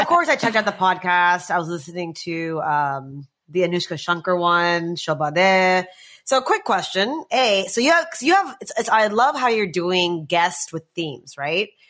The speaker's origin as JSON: {"language": "English", "country": "United States", "tie": "born or raised there", "said": "I was growing up in the States"}